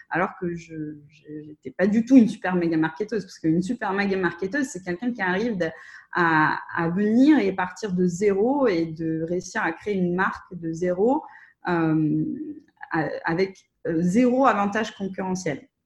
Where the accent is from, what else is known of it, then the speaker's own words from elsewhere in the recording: Russia; parce que comme je suis russe, euh, j'ai la chance de pouvoir euh, accéder au réseau de, de freelance russophones qui sont basés en Russie ou en Ukraine